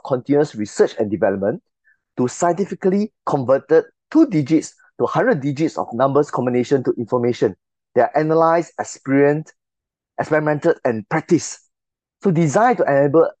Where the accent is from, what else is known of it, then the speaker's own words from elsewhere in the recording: Singapore; I'm from Singapore.